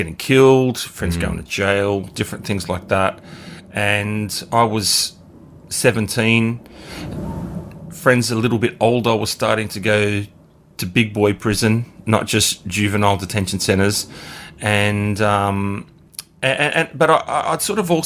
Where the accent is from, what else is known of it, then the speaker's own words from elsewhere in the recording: Bankstown, New South Wales, Australia; I grew up in Bankstown